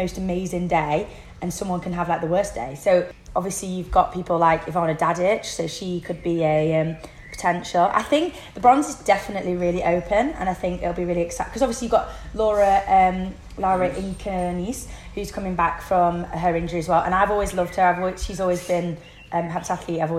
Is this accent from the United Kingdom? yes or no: yes; United Kingdom; I'm a Brit